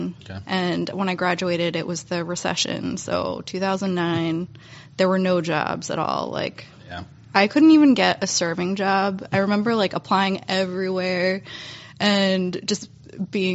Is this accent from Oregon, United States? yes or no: no; Reston, Virginia, United States; now in Syracuse, United States; I grew up in Reston and it's a lot of, you know, strip malls